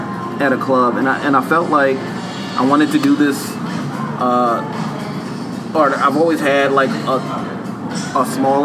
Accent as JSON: {"language": "English", "town": "New York City", "region": "New York", "country": "United States", "said": "I'm from Harlem"}